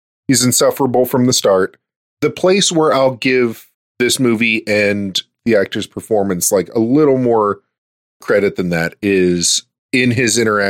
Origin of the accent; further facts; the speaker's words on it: Ireland; So, like, it's like, yes, I'm Irish.